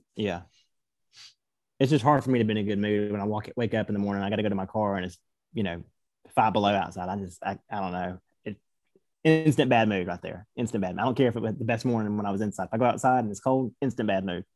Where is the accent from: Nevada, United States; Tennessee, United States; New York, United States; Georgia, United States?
Georgia, United States; moved away; also born or lived in Knoxville; I'm from Georgia. I don't, I'm not really used to bitter colds or bitter winters